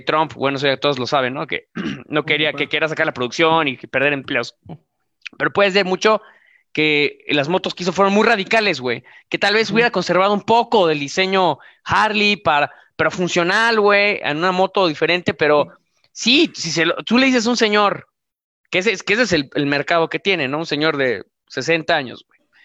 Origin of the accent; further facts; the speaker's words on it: Mexico; cuando lo ves tú como mexicano